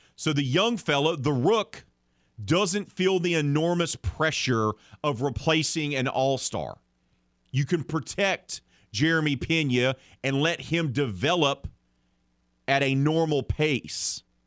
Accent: the South, United States; I say that as a Southerner

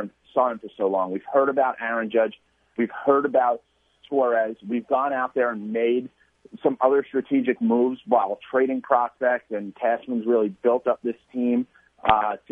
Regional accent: New York City, New York, United States; I'm born and raised in the Bronx

